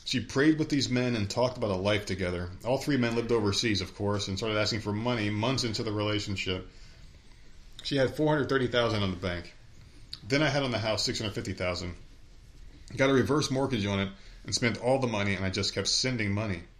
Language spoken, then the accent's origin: English; New Jersey, United States; also born or lived in New York; I grew up in Jersey.